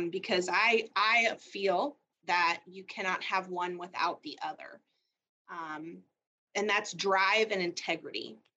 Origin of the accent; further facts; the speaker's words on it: Illinois, United States; moved away as an adult; now in Jefferson City, United States; I moved from Illinois, where I grew up, in 2017 with my family.